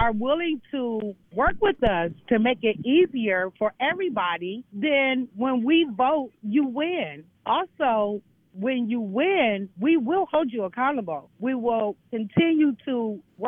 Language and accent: English; Detroit, Michigan, United States; I'm from Michigan, Detroit, Michigan